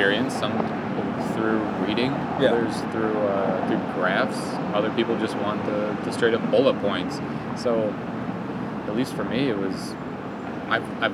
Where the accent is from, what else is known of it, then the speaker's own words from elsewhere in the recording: southeast Michigan, United States; moved away; born and raised in Michigan, southeast